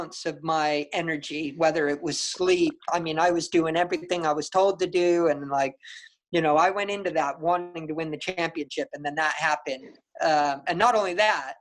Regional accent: San Diego, California, United States; in my home state, in my hometown in San Diego

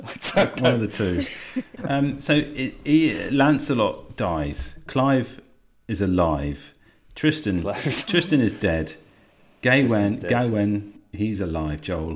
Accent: England, United Kingdom; our very special mythology to us as English people.

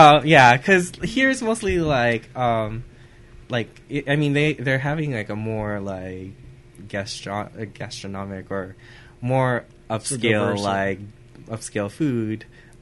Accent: Santa Fe Springs, California, United States; now in Whittier, United States; I grew up in Santa Fe Springs, but I did a lot of like high school stuff. A lot of it is because it's Whittier School District, and I volunteered a lot in Whittier. And then, I'm mostly Whittier adjacent.

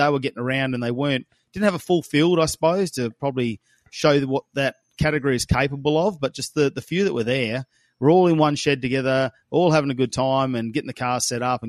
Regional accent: Darwin, Northern Territory, Australia; I'm from Darwin.

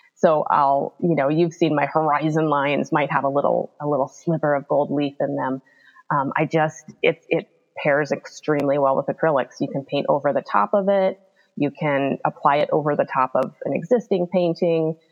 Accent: Alaska, United States; now in Bigfork, United States; I grew up in Alaska, right on the Pacific Ocean

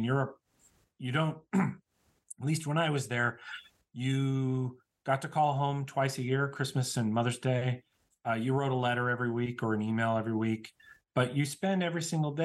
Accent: Utah, United States; I'm from the other side of the state

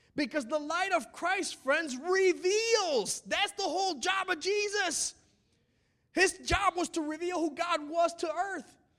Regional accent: United States; we're American.

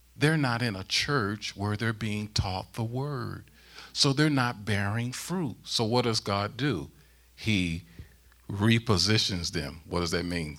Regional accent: St. Louis, Missouri, United States; moved away as an adult; also born or lived in South Central Pennsylvania; now in Pennsylvania, United States; I'm born and raised in Saint Louis, Missouri

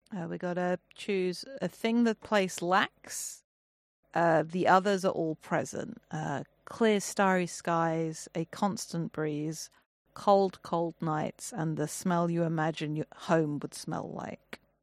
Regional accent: England, United Kingdom; I'm English

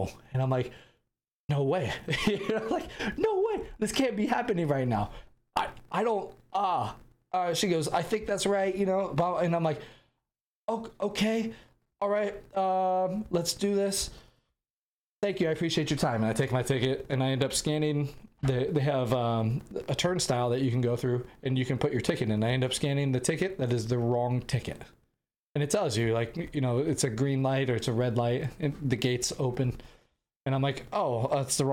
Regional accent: United States; I'm an American

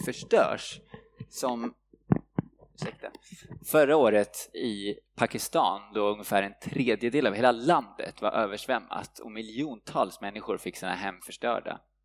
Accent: Sweden; vi svenskar

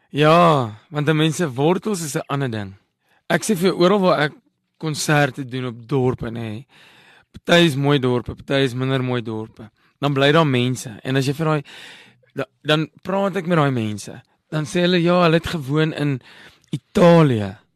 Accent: Parys, Free State, South Africa; moved away; also born or lived in London, United Kingdom; ek het in Parys groot geword, die dorpie nie ver nie

